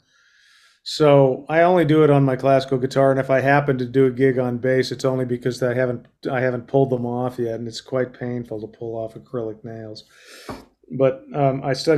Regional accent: Colorado, United States; I was raised in Colorado

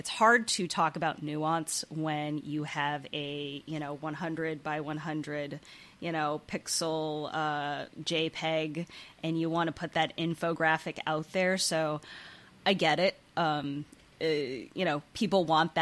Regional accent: Bay Area, California, United States; moved away as an adult; also born or lived in Pennsylvania / Las Vegas; now in Michigan, United States; I grew up in the Bay Area, California

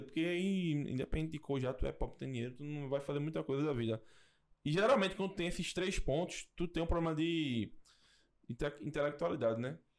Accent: Brazil; Eu sou de Nova Jersey, Nova Descoberta.

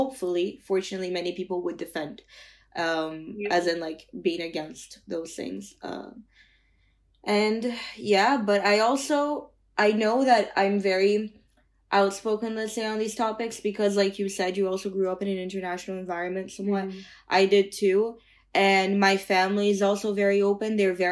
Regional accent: Brazil; I'm from Brazil, right? So it's a democracy. I can speak for my country.

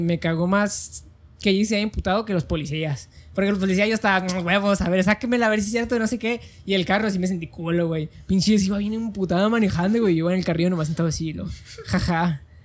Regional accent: Mexico; Como mexicano puedo caminar sobre cualquier calle de México que yo quiera

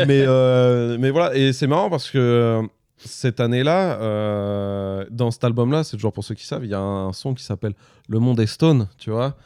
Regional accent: Le Havre, Normandy, France; je suis du Havre

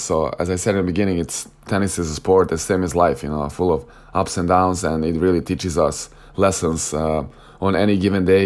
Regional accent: Novi Sad, Vojvodina, Serbia; moved away as an adult; my hometown, in my home club, Novi Sad

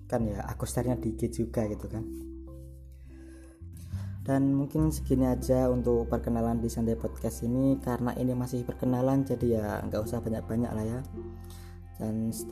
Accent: Semarang, Central Java, Indonesia; terus aku orang Semarang

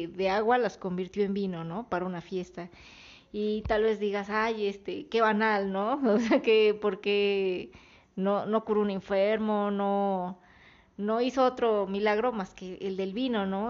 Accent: Mexico; somos mexicanos, no somos de Israel

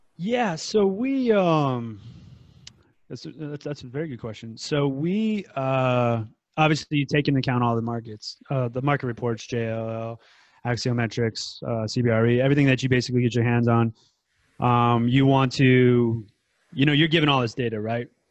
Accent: United States; now in Thailand; I'm from the United States

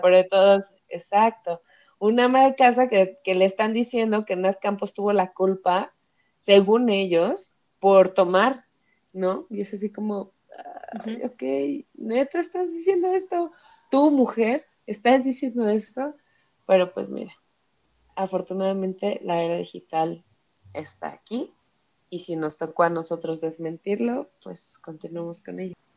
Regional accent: Ecatepec, State of Mexico, Mexico; moved away as an adult; now in Mexico City, Mexico; toda mi infancia, adolescencia y este, hasta los 23 viví en Ecatepec

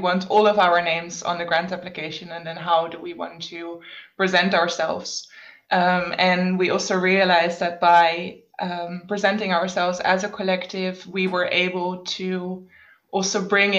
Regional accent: Netherlands; moved away as an adult; now in Berlin, Germany; originally from the Netherlands, but I've been based in Berlin for about 6 years

